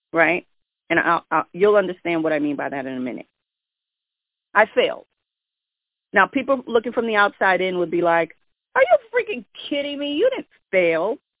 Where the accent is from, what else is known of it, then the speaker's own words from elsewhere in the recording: New York, United States; I'm from New York